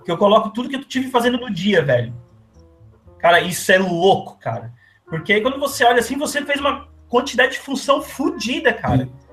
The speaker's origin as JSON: {"language": "Portuguese", "region": "São Paulo", "country": "Brazil", "tie": "born or raised there", "also_born_or_lived": "Criciúma, Santa Catarina", "moved": "yes", "lives_now": "Rio de Janeiro, Brazil", "said": "eu sou natural de São Paulo, mas vivi os últimos anos em Criciúma, Santa Catarina"}